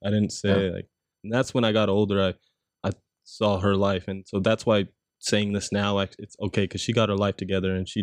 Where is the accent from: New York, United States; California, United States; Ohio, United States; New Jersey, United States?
California, United States; San Bernardino; I was born in San Bernardino